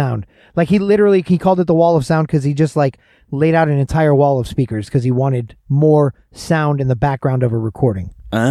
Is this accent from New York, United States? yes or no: no; Atlanta, Georgia, United States; as a guy growing up in Atlanta